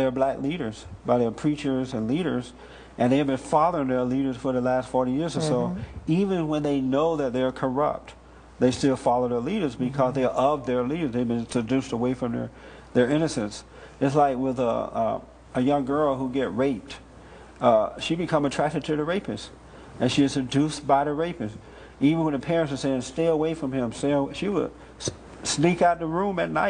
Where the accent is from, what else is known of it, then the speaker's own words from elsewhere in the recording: United States; I'm American. I'm not Afro-American. I am 100% American